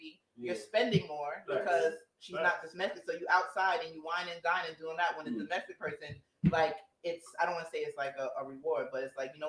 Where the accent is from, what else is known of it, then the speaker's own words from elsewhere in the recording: Jamaica; I'm Jamaican as well. Like, the way that we grown up and the way that our family raised us